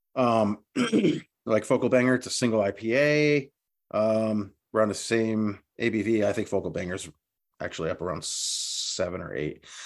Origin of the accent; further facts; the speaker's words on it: New England, United States; we're from New England